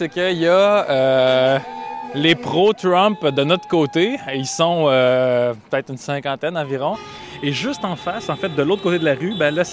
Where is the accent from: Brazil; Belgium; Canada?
Canada; We're from Canada.